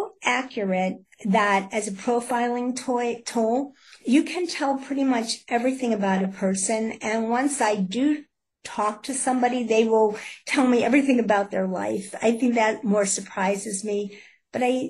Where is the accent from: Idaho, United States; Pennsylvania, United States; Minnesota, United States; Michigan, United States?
Pennsylvania, United States; Pittsburgh; I'm from Pittsburgh, Pennsylvania